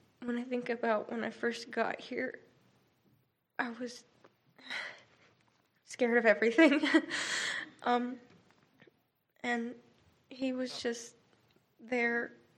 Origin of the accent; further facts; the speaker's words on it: Phoenix, Arizona, United States; moved away as an adult; I am an elementary education major, and I'm from Phoenix, Arizona.